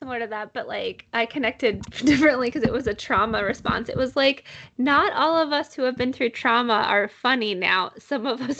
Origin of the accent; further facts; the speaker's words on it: United States; I love being American